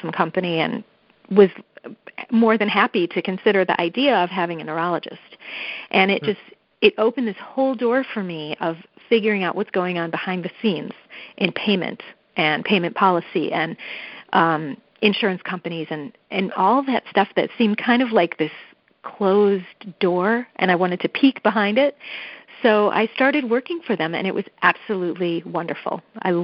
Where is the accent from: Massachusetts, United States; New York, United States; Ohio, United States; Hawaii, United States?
Ohio, United States; Cleveland; I did grow up in Cleveland, Ohio